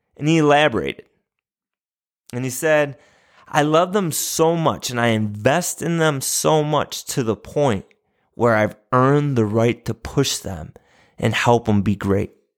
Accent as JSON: {"language": "English", "town": "St. Bonaventure", "region": "New York", "country": "United States", "tie": "born or raised there", "said": "the university in my hometown, Saint Bonaventure University"}